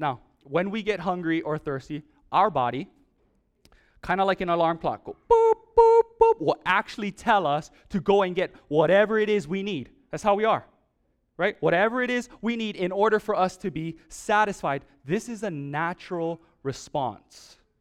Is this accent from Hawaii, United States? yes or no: yes; Oahu, Hawaii, United States; Growing up in Oahu, uh, when I was very, very young